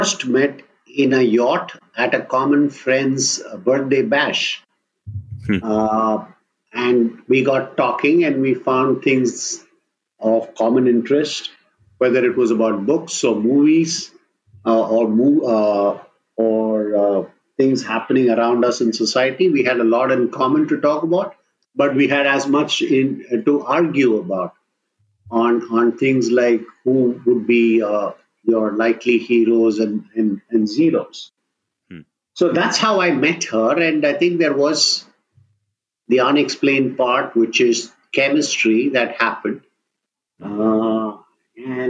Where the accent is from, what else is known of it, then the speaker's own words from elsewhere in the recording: South India, India; I come from the South and my wife is a Sindhi